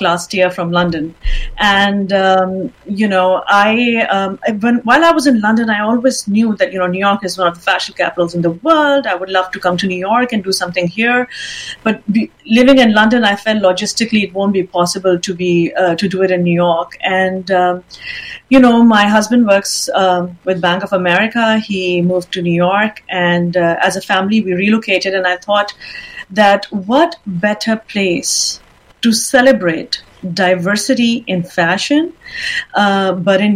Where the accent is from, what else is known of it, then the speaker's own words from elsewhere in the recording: Pakistan; moved away as an adult; also born or lived in England; I was born and raised in Pakistan. I then moved to England, and I was in England for a good 15 to 20 years.